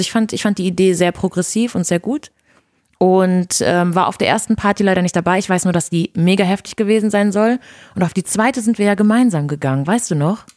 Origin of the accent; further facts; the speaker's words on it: Brazil; first language Portuguese; German is a second language; now in Germany; Portugiesisch ist meine Muttersprache